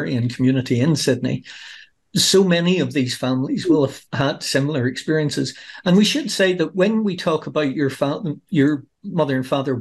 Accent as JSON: {"language": "English", "region": "Northern Ireland", "country": "United Kingdom", "said": "I'm Northern Irish"}